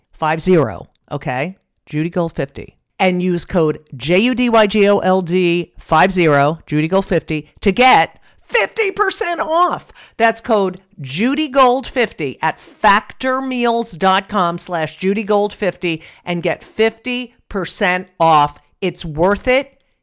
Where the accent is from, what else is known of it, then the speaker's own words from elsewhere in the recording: New Jersey, United States; Well, I'm from New Jersey.